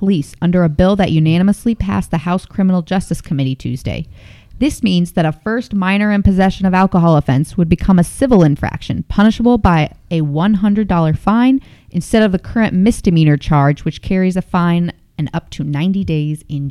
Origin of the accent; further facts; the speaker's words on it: Indiana, United States; now in Lansing, United States; Growing up in Indiana